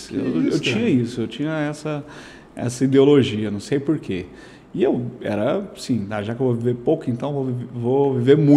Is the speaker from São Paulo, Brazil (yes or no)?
no; Aruanã, Goiás, Brazil; É, sou aqui do Aruanã, né? Aruanã.